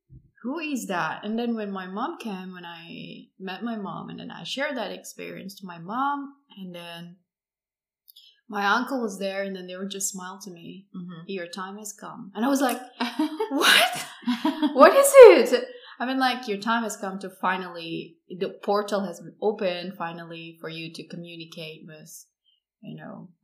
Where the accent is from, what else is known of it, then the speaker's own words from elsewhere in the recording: Indonesia; I'm from Indonesia originally